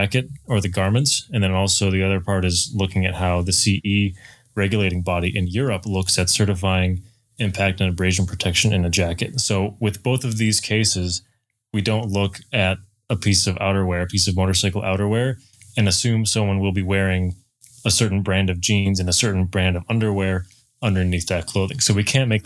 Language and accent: English; Michigan, United States; moved away as an adult; now in Idaho, United States; I'm from Michigan originally, and I moved out to Idaho to work for Climb about three and a half years ago